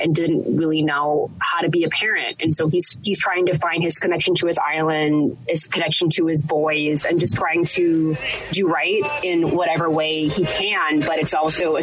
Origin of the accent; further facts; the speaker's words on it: Hawaii, United States; moved away as an adult; now in New York, United States; growing up in an island where Hawaii is geographically one of the most isolated places in the world